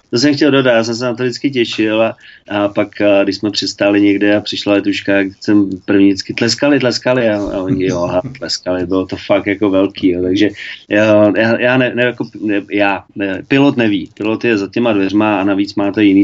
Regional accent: Czechia; tak jsem chtěl, abych byl jako Čech, abych ukázal klukům, jak to udělám, jak to umíme u nás v Čechách.

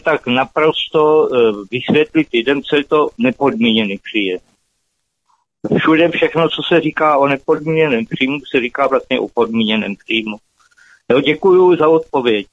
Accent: Hronov, Hradec Králové Region, Czechia; moved away as an adult; now in Germany; jsem z Hronova

